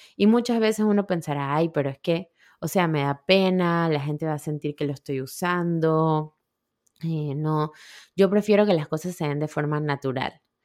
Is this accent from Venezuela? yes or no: no; Panama; moved away; yo soy de Panamá, mis amigas mamás panameñas, que vivimos cerca aquí